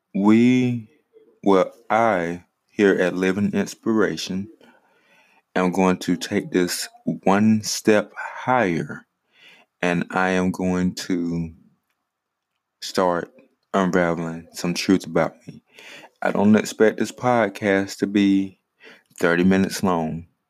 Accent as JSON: {"language": "English", "town": "Greenwood", "region": "South Carolina", "country": "United States", "tie": "born or raised there", "also_born_or_lived": "Richmond, Virginia / Saluda, South Carolina", "lives_now": "Ninety Six, United States", "said": "I was born in Greenwood, South Carolina."}